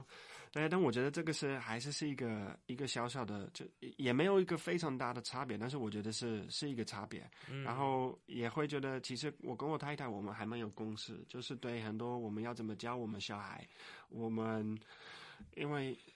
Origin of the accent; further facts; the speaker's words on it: Netherlands; Chinese is a second language; now in Taiwan; 我觉得我在荷兰就是那个长大的时候，我们是很强强调说你要有你自己的想法